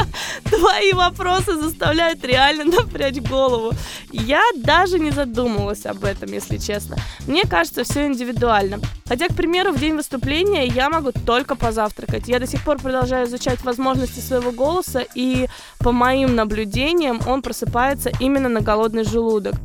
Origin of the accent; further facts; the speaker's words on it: Moscow, Russia; also born or lived in Rostov Oblast; now in United States; я приезжала из Москвы к бабушке в Ростовской области